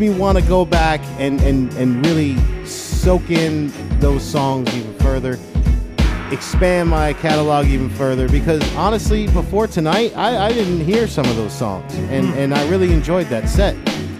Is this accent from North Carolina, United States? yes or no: no; Florida, United States; Philly hip-hop back in the day did not exist growing up in South Florida, okay?